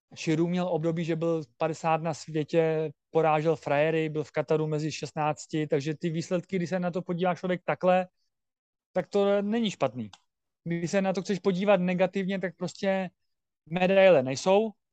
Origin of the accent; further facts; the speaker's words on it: Czechia; Jako já jsem rád Čech a Myslím, že občanství budu mít český.